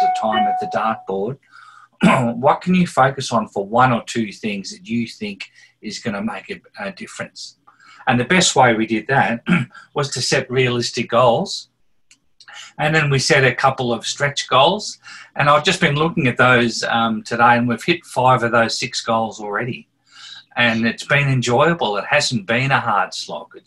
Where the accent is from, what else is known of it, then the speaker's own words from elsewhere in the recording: Scotland, United Kingdom; I'm a Scottish person